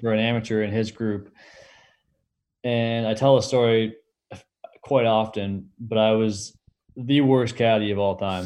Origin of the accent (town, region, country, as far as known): Canada